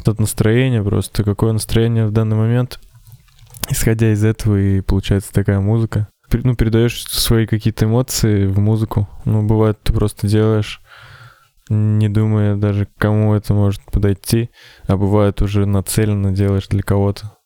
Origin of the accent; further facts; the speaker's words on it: Ufa, Bashkortostan, Russia; я тоже из Уфы, как и Макс